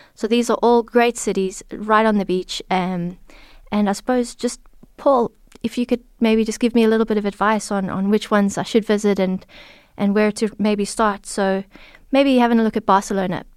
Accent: South Africa; now in Ireland; being South African

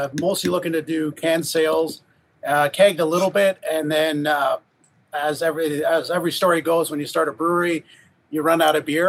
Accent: Huntsville, Ontario, Canada; I grew up in Huntsville

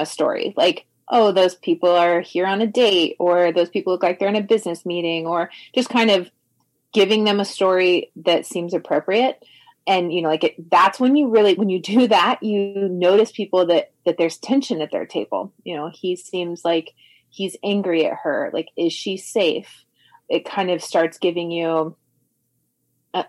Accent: Indianapolis, Indiana, United States; I'm from Indianapolis

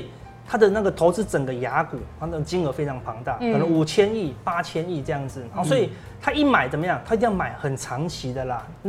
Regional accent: Taiwan; 我们台湾人的老板都要有些什么一个礼拜就看一次绩效了，

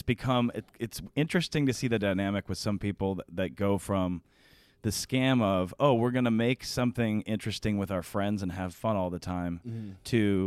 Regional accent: Denver, Colorado, United States; Our difference kind of is that we're from Denver

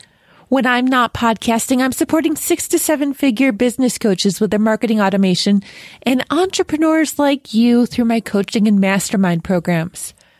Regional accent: New York, United States; now in Ohio, United States; Oh my gosh, I sounded so Ohio. I'm a New Yorker, Damien. That did not sound New Yorker. Hot fire under my butt. I think I've been in Ohio for too long.

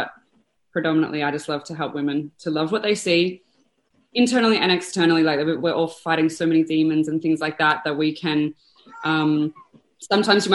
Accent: Australia; I am from Australia

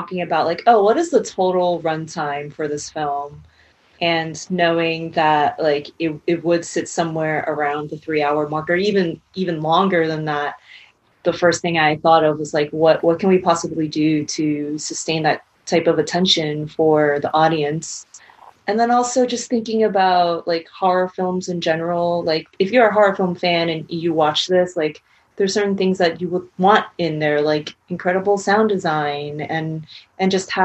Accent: Hong Kong; growing up in Hong Kong

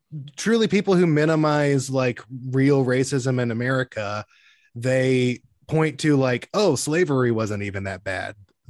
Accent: the South, United States; growing up in the South

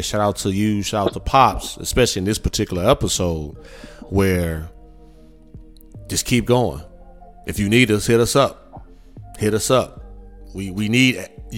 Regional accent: Midwest, United States; now in Houston, United States; I'm from the Midwest, born and raised

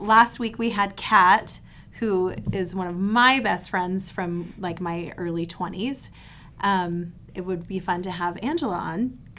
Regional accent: Virginia, United States; moved away; it is pretty weird, though, that we're both from the East Coast. Yeah. Virginia, even.

